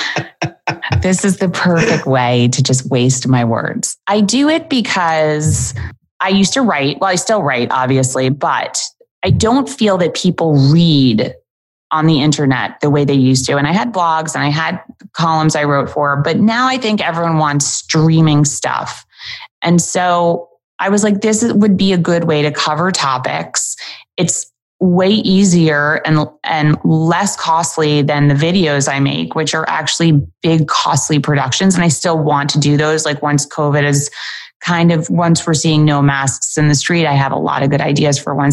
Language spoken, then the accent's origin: English; New York City, New York, United States; born and raised in New York City